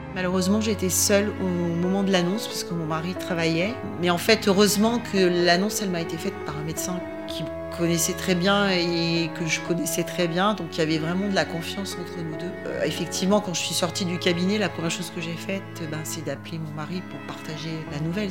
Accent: Grenoble, Auvergne-Rhône-Alpes, France; also born or lived in Le Fontanil / Voreppe / Lac de Paladru; Je suis euh, originaire de la région euh, grenobloise. Je suis née à Grenoble, j'ai vécu une grosse partie de ma vie au Fontanil.

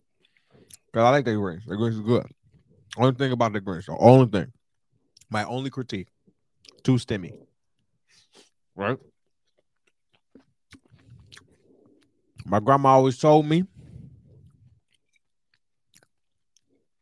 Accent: Detroit, Michigan, United States; now in New York, United States; I'm from Detroit

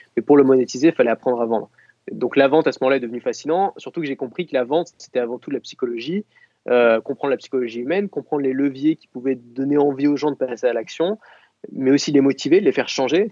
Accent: Paris, Île-de-France, France; je suis né à Paris

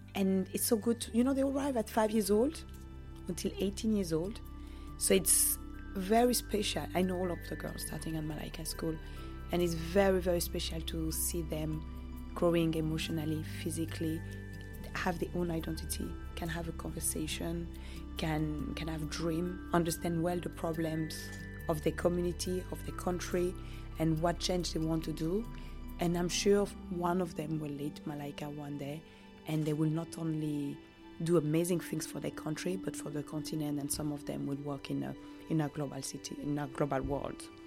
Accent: Belgium; born or raised there; also born or lived in Democratic Republic of the Congo

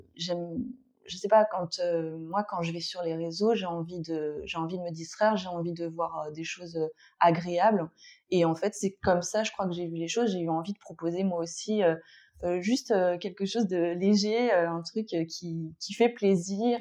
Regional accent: Brittany, France; moved away as an adult; now in Paris, France; je suis bretonne à la base, j'ai quitté la Bretagne euh, vers mes 30 ans.

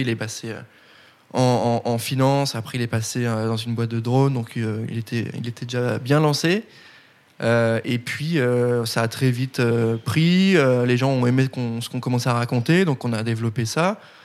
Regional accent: Nancy, Grand Est, France; je viens de Nancy

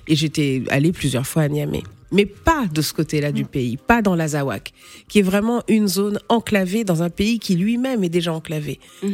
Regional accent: France; also born or lived in Senegal / Gao region, Mali; je suis née au Sénégal, d'une maman sénégalaise et d'un papa malien. Je, suis arrivée en France, j'avais 4 ans, j'ai grandi ici, je vis ici en France

